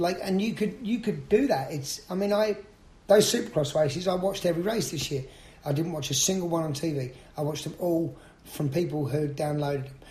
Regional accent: London, United Kingdom; now in United States; I'm from London

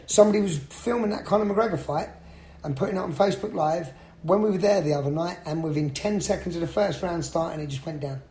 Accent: London, United Kingdom; now in United States; I'm from London

